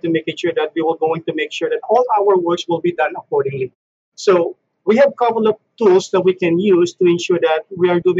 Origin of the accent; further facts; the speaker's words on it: Philippines; moved away as an adult; now in Canada; I'm from the Philippines. I'm a Filipino. Been moved to Canada, I guess, during 2001.